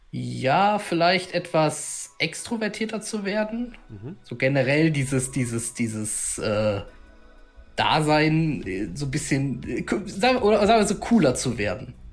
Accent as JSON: {"language": "German", "country": "Sweden", "moved": "yes", "lives_now": "Germany", "said": "ich komme ursprünglich aus Schweden und äh, bin aber tatsächlich äh, durch meinen Vater äh, hier hingezogen, der ähm, ja arbeitsbedingt versetzt wurde"}